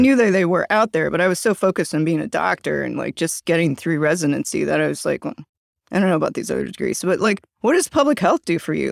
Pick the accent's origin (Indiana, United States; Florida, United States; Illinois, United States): Illinois, United States; Chicago; I'm from Chicago